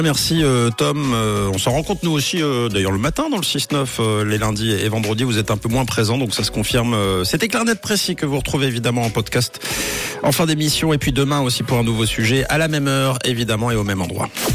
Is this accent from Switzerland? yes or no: yes; Switzerland; chez nous en Suisse